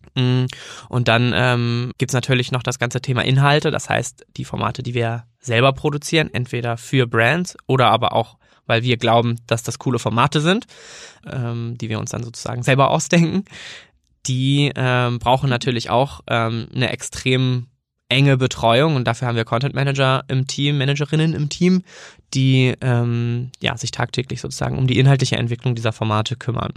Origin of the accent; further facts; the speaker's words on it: near Kiel, Schleswig-Holstein, Germany; moved away as an adult; also born or lived in Bremen; ich komme eigentlich aus der Nähe von Kiel und bin dann ähm, nach dem Abi ähm, nach Bremen gegangen